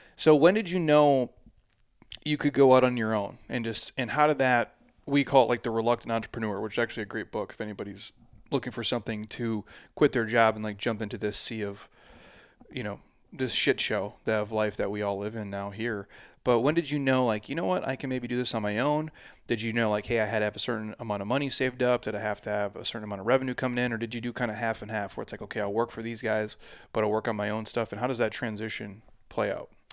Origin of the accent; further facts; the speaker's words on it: Midwest, United States; now in Scottsdale, United States; I'm from the Midwest